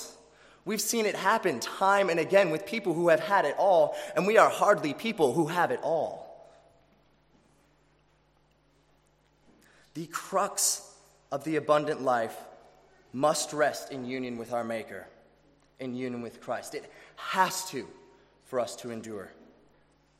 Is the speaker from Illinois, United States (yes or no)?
yes; Chicago, Illinois, United States; now in Australia; which also happens to be my city, Chicago.